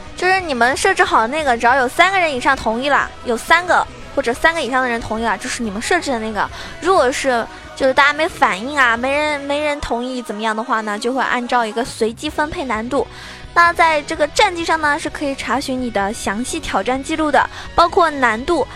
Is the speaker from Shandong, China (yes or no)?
no; Shaoxing, Zhejiang, China; now in Shanghai, China; 我老家是绍兴的，那么我要回家了